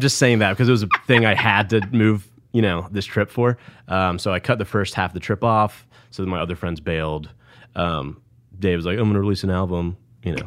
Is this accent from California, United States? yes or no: no; Snellville, Georgia, United States; East Side, Gwinnett County